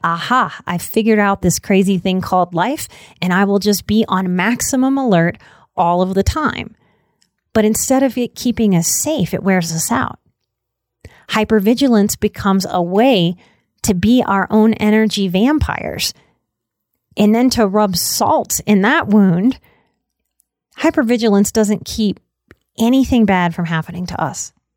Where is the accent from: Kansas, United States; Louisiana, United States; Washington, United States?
Louisiana, United States; New Orleans; I'm also from New Orleans